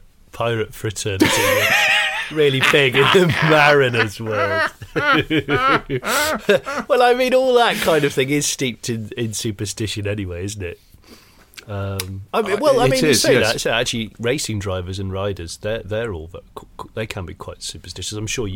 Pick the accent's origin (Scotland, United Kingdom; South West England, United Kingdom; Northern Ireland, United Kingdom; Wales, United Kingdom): South West England, United Kingdom; Yeah, I grew up in the West Country.